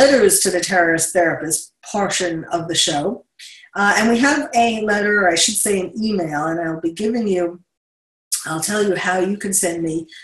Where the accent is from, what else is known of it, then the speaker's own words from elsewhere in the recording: New York City, New York, United States; moved away; I'm from New York City